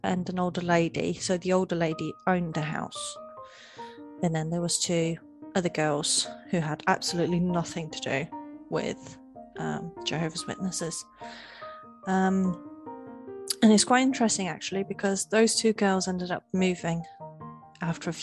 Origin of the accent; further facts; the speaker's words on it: Portugal; moved away as an adult; now in United Kingdom; when I moved from Portugal, where I was originally born, to the UK